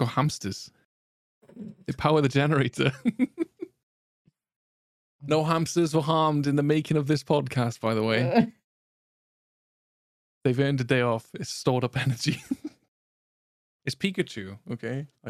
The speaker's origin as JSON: {"language": "English", "town": "Cardiff", "region": "Wales", "country": "United Kingdom", "said": "I'm from Cardiff, I ain't got no crabs, I got lobsters."}